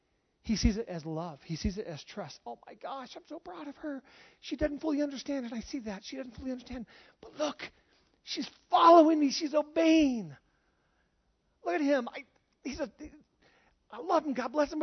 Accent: Charlotte, North Carolina, United States; born there; I was born in Charlotte, North Carolina. I was raised all over the U.S., traveled everywhere. I'm an American. I was born in America.

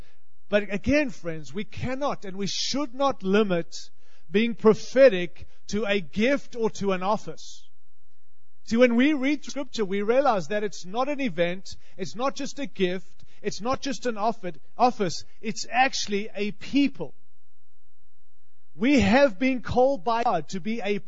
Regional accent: Australia; accent: Australian; moved away as an adult; also born or lived in California; now in Denver, United States; I hope you can understand my accent. I'm Australian.

